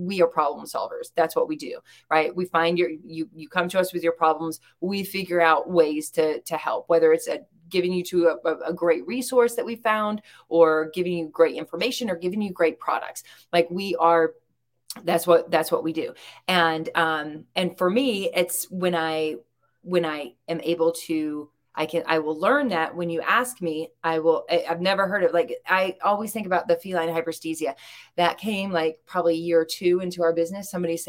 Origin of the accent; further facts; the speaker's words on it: the South, United States; accent: southern drawl; we're both from